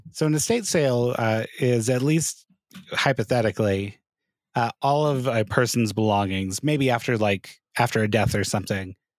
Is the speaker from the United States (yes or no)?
yes; Hurricane, Utah, United States; I grew up in Hurricane Utah